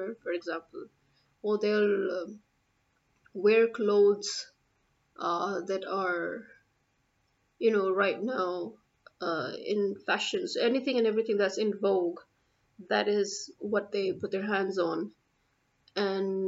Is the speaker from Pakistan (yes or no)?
yes; Pakistan; I'm a Pakistani